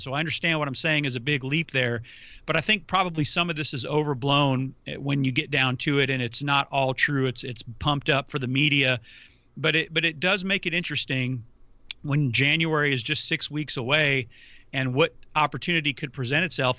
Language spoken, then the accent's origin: English; United States; as an American